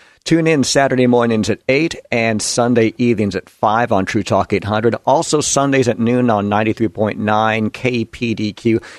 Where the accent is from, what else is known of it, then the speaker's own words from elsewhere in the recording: Long Island, New York, United States; growing up on Long Island in New York